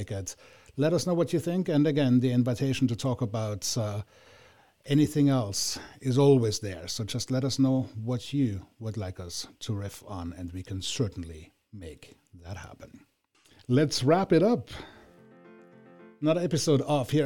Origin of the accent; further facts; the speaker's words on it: Vienna, Austria; moved away as an adult; also born or lived in Villach, Austria; now in United States; I grew up in Vienna, I am born and bred Viennese